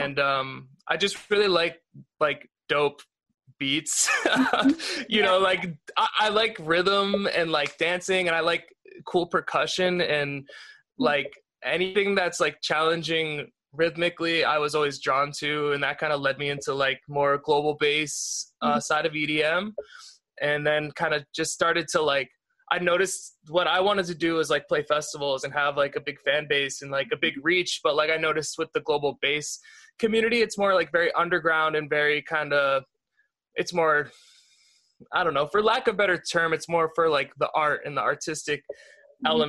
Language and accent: English; New Hampshire, United States; moved away as an adult; also born or lived in outside of Boston; now in Los Angeles, United States; I'm from New Hampshire originally. I'm from outside of Boston